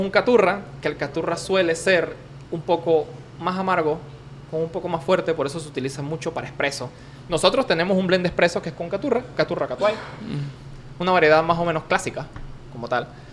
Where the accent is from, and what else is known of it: Panama